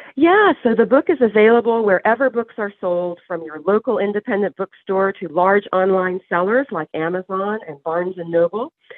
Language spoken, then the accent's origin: English; Waverly, Tennessee, United States; And Waverly, Tennessee, where the main story of the book takes place, is my hometown